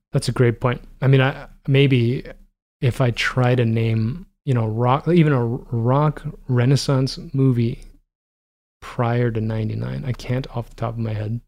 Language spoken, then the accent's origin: English; Toronto, Ontario, Canada; growing up in Toronto where, you know, the only thing that mattered was, uh, what was happening in Toronto.